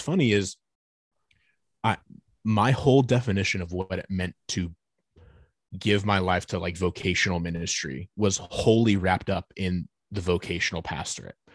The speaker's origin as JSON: {"language": "English", "town": "Fort Wayne", "region": "Indiana", "country": "United States", "moved": "as an adult", "lives_now": "Nashville, United States", "said": "We're originally from Northeast Indiana, uh, so we're both from the city of Fort Wayne, Indiana"}